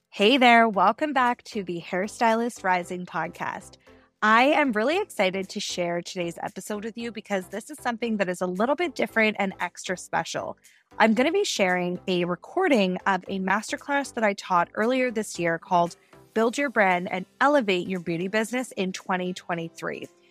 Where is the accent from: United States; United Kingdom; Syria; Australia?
United Kingdom; Sheffield, Yorkshire and the Humber; now in Canada; I'm originally from Sheffield, England, but I live in the, in Canada.